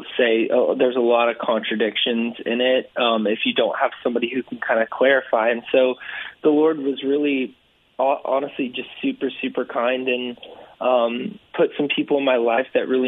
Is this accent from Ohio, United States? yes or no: no; California, United States; grew up in California, so I grew up playing water polo